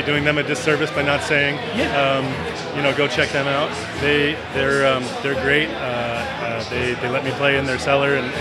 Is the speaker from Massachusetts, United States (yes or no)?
yes; Boston, Massachusetts, United States; also born or lived in Prescott; now in Arizona, United States; I'm from Boston originally